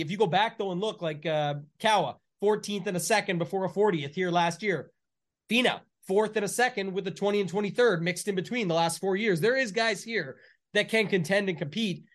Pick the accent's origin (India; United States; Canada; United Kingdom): Canada; I'm the Canadian